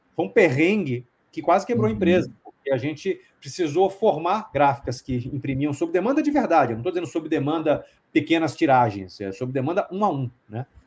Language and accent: Portuguese; Salvador, Bahia, Brazil; moved away as an adult; now in São Paulo, Brazil; eu sou baiano, né? Eu nasci em Salvador, uhum. eu moro em São Paulo há, hum, eu vim acho que em 96, 95, 96, alguma coisa mais ou menos por aí, acho que em 96, uh, para fazer faculdade